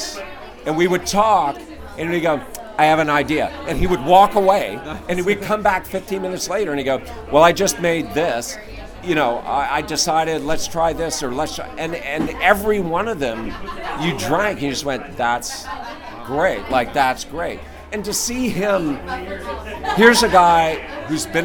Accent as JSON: {"language": "English", "region": "Louisiana", "country": "United States", "tie": "born or raised there", "said": "Louisiana is my home state."}